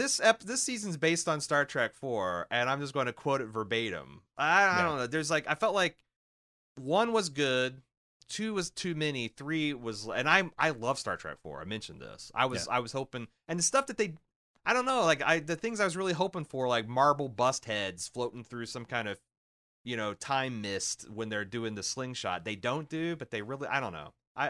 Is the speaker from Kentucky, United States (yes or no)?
no; Iowa, United States; I'm from Iowa. I just work here.